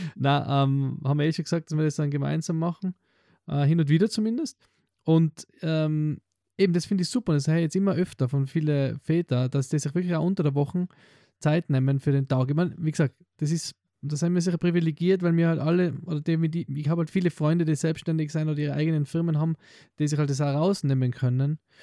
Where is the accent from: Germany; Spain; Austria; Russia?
Austria; Tyrol; Bei uns in Tirol sind halt Hausgeburten